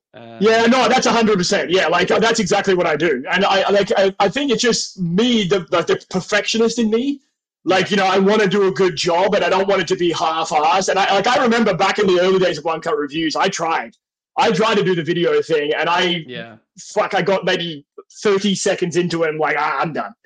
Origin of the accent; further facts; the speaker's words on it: Australia; I think my accent, because I come like from where I come from in Australia, I always say like we're the more like civilized part of Australia.